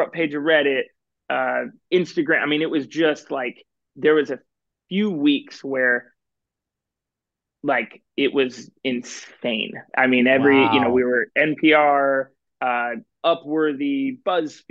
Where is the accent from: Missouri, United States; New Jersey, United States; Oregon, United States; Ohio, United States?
Oregon, United States; Portland; I grew up in Portland, Oregon